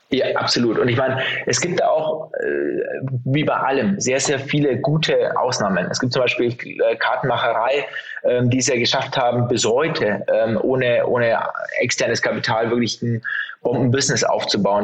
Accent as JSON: {"language": "German", "area": "Franconia", "region": "Bavaria", "country": "Germany", "tie": "born or raised there", "lives_now": "Munich, Germany", "said": "ich sitze in München, bin äh, geborener Bayer, ähm, zwar aus Franken"}